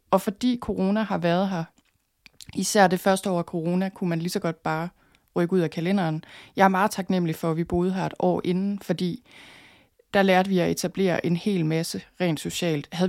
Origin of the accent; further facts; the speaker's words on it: North Denmark Region, Denmark; jeg flyttede selvfølgelig fra Thy i sin tid, og så var jeg ude at rejse nogle år, så flyttede jeg til København.